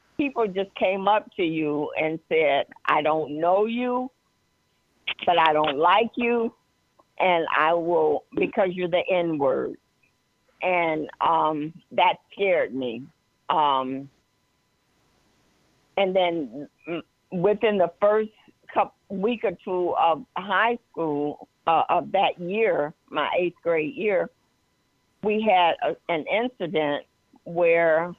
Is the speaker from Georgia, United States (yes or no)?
yes; Atlanta, Georgia, United States; I was born in Atlanta, Georgia, and my parents were educators